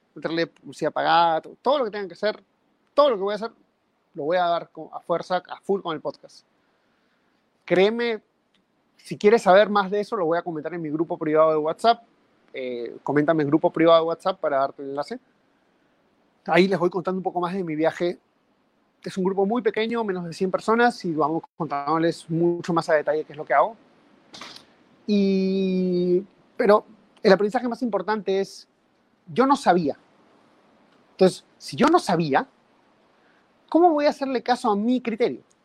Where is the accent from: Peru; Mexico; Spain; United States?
Peru; en mi país, en Perú